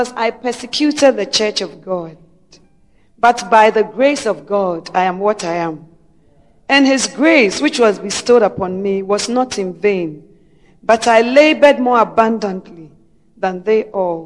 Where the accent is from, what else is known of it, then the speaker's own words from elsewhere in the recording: Ghana; we who are Ghanaian citizens